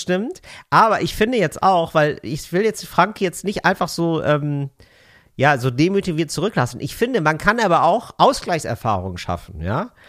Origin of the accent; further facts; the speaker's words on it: West Germany, Germany; als Wessi